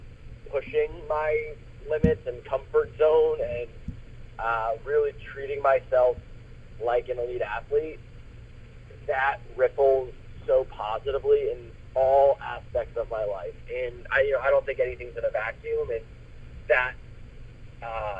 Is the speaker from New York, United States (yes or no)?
yes; New York, United States; I'm from New York